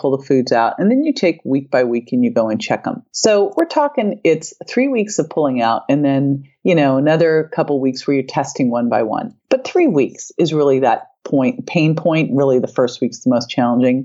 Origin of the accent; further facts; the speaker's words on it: Berkeley, California, United States; I grew up in Berkeley